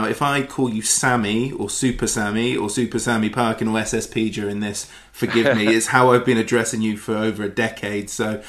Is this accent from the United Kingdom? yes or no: yes; Westbury, South West England, United Kingdom; growing up in West Wiltshire. Nobody hated QPR. In fact, Westbury, where I'm from